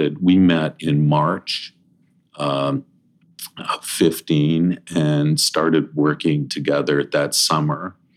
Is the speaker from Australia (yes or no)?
no; Toronto, Ontario, Canada; also born or lived in Princeton, Illinois; I grew up in Toronto